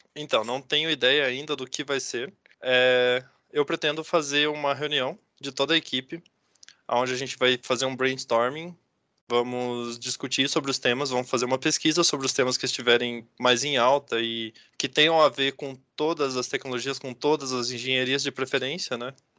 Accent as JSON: {"language": "Portuguese", "town": "Curitiba", "region": "Paraná", "country": "Brazil", "tie": "born or raised there", "moved": "yes", "lives_now": "Ponta Grossa, Brazil", "said": "sou natural de Curitiba"}